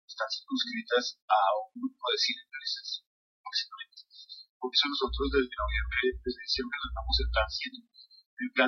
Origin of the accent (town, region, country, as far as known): Colombia